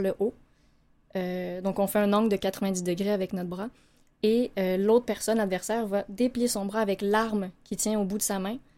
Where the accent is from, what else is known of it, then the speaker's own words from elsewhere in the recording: Laval, Quebec, Canada; on a grandi euh, à Laval